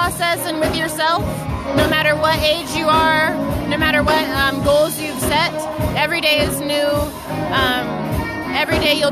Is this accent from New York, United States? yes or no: no; Issaquah, Washington, United States; also born or lived in Fremont, California; I'm originally from the Bay Area, Fremont, California, but we moved up here really young, me and my family, to Issaquah, Washington